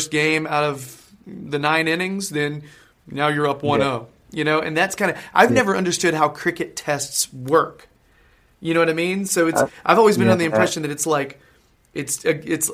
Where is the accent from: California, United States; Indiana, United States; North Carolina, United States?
North Carolina, United States; now in United Kingdom; I'm from North Carolina